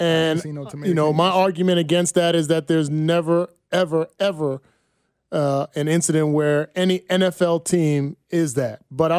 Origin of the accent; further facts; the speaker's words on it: Bayonne, New Jersey, United States; moved away; Somebody was talking about my hometown of Bayonne, New Jersey.